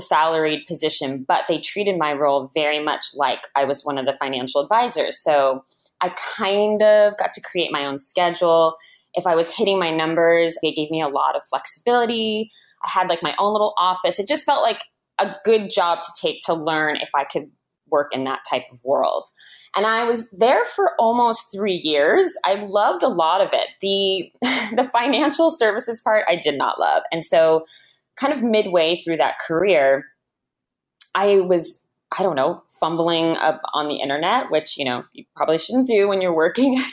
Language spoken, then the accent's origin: English; Bay Area, Silicon Valley, California, United States; I'm from the Bay Area, like Silicon Valley.